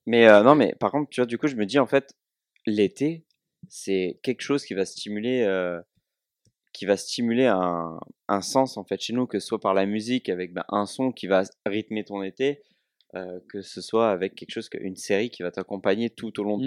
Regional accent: Provence-Alpes-Côte d'Azur, France; accent: southern (cigales et soleil); J'espère que mon accent euh, a ramené les cigales et le soleil

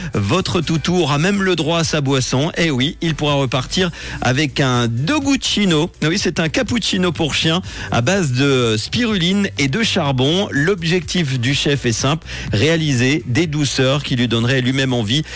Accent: Switzerland; chez nous, en Suisse

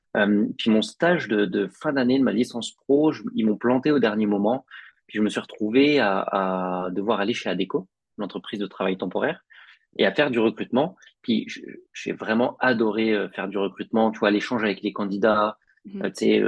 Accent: Picardy, Hauts-de-France, France; moved away as an adult; also born or lived in Paris; now in Montreal, Canada; moi je suis originaire de Picardie

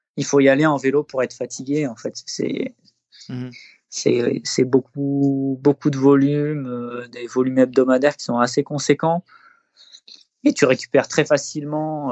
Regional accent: Les Deux Alpes, Auvergne-Rhône-Alpes, France; also born or lived in Eybens, Isère; j'ai passé une petite dizaine d'années dans, la station des Deux Alpes, qui est, donc, qui est une station de ski à, à peu près une heure de Grenoble. C'est là que j'ai grandi avec mes parents.

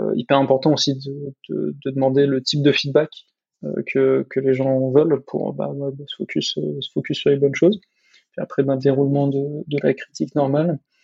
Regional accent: France; en tant que Français

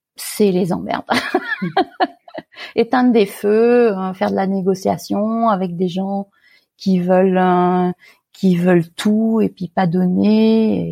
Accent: Fayence, Provence-Alpes-Côte d'Azur, France; moved away as an adult; also born or lived in Paris region / Middle East / Pays-d'Enhaut, Switzerland; now in Switzerland; j'ai grandi euh, dans une très jolie propriété dans la région parisienne, euh, la première partie de ma vie. Ensuite, mes, parents ont déménagé et on est allé dans la Garrigue, euh, dans le sud de la France, dans un petit village qui s'appelait Fayence

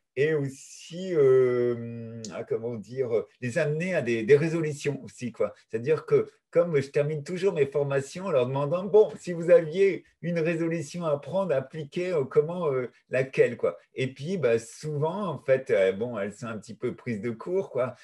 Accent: Brittany, France; je suis breton

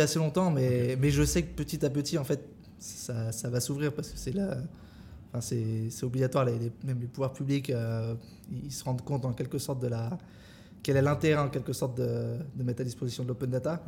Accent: France; moved away as an adult; also born or lived in Vietnam / Singapore; je suis français à l'origine

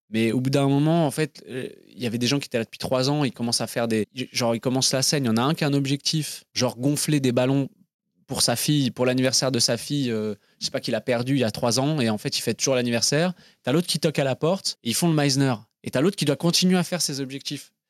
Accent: Paris, Île-de-France, France; moved away as an adult; also born or lived in Bristol / London; Je suis né à Paris, à l'hôpital Robert Debré

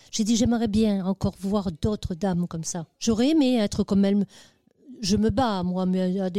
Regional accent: Algeria; now in France; moi, je viens d'Algérie.

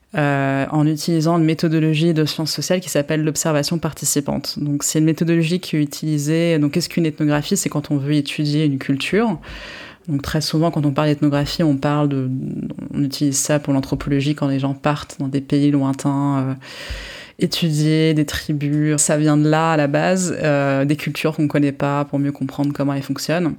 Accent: Paris, Île-de-France, France; also born or lived in England / United States; je suis franco-israélienne. Je suis née à Paris de parents israéliens

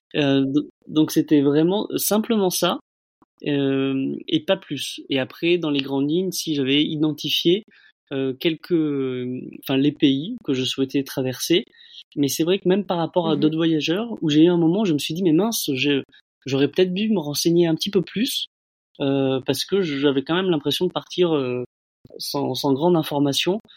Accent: Bordeaux, Nouvelle-Aquitaine, France; moved away as an adult; now in Laos; je suis originaire de Bordeaux

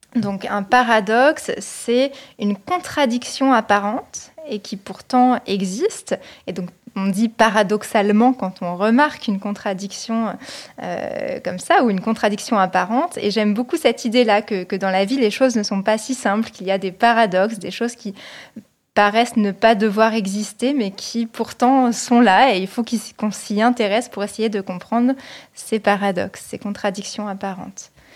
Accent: Paris region, Île-de-France, France; now in Nantes, France; Je viens de la région parisienne et actuellement je vis à Nantes.

